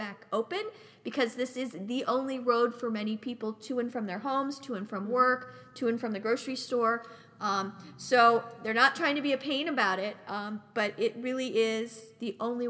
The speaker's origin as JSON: {"language": "English", "region": "California", "country": "United States", "said": "As a Californian, you can"}